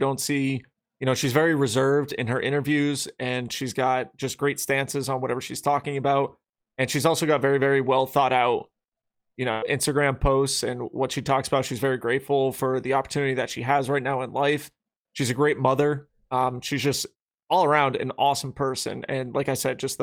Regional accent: Millbury, Massachusetts, United States; When I was growing up in Millbury, Mass

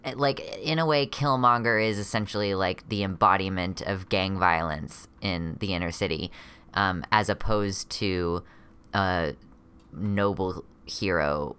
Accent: United States; a trans masculinish person from the America area

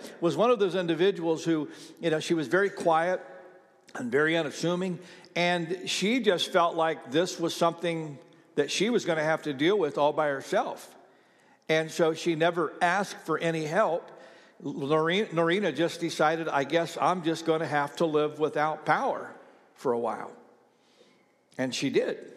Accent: Ohio, United States; now in Oklahoma, United States; I've got a lot of friends that I grew up with in Ohio that have now moved to Florida.

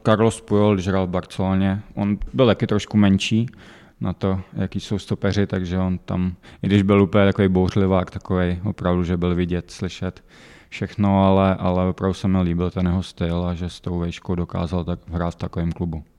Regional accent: Pardubice, Pardubice Region, Czechia; bylím tady od mala

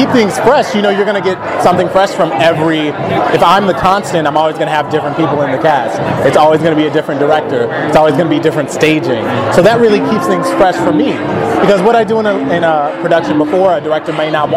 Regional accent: Houston, Texas, United States; moved away as an adult; now in Los Angeles, United States; I'm from Houston, Texas originally.

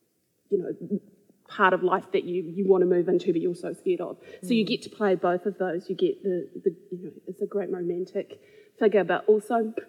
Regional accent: Christchurch, Canterbury, New Zealand; I grew up here in Christchurch, in Linwood

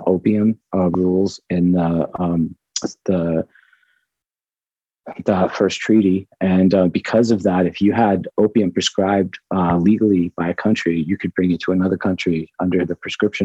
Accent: Rhode Island, United States; moved away; Rhode Island

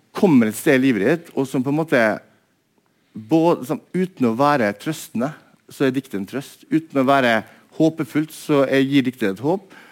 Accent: Molde, Møre og Romsdal, Norway; moved away as an adult; also born or lived in Bergen; Jeg kommer fra Molde og eh, vokste opp eh, på en måte i et litterært hjem

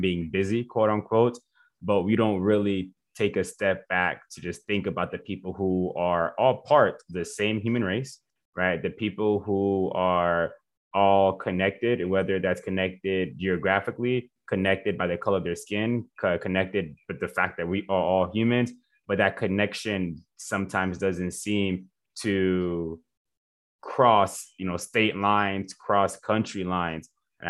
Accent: Miami, Florida, United States; So I'm from Miami and I'm Jamaican. So I grew up seeing, you know, all types of walks of life and all different types of Caribbeans

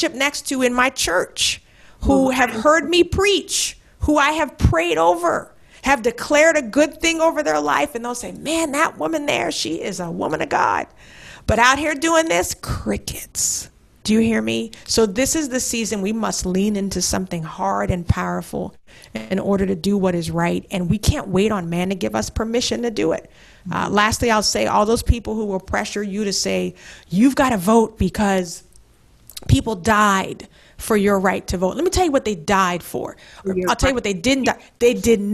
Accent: Charleston, South Carolina, United States; my hometown of Charleston

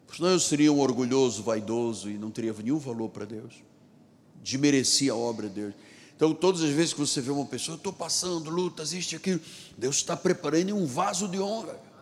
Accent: Luanda, Luanda Province, Angola; now in Rio de Janeiro, Brazil; eu nasci num país muito distante daqui, em África. Eu sou africano de Angola, de Luanda

